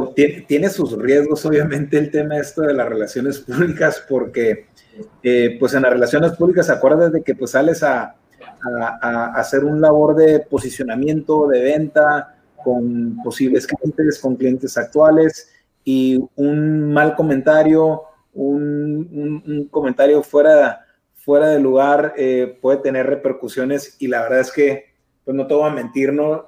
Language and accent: Spanish; Mexicali, Baja California, Mexico; es frustrante como mexicalense y como mexicano